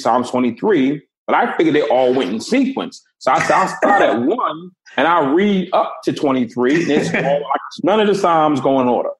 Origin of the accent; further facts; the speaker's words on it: Boston, Massachusetts, United States; I grew up in Boston. It was extremely segregated.